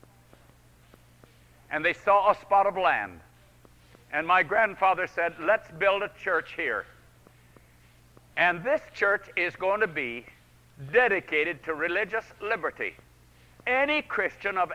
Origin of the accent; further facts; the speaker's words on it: Lincoln Center, New York, United States; New York. That's my hometown